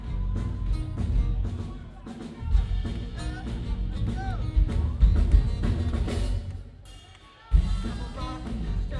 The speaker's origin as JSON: {"language": "English", "town": "Newport Beach", "region": "California", "country": "United States", "tie": "born or raised there", "said": "We grew up kind of together down in Orange County. He's from Laguna Beach, California. We're from Newport Beach, California."}